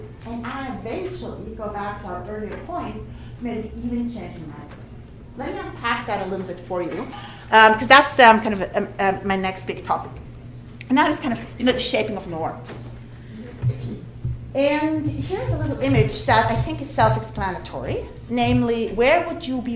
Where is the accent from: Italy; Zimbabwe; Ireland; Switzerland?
Switzerland; moved away; my home country, Switzerland